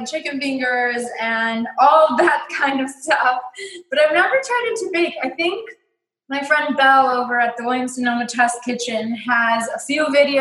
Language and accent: English; Mexico; moved away; loved piñatas growing up in Mexico